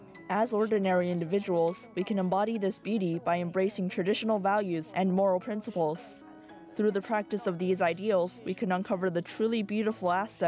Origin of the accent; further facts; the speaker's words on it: Jiangsu, China; moved away as an adult; now in France; I am 21 years old, born and raised in Jiangsu province of China, and I came to France in 2022 to continue my third-year college study of business administration studies.